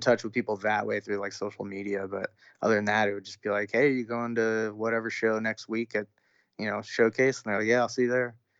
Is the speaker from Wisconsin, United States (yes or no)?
no; Orange County, California, United States; growing up in Orange County, California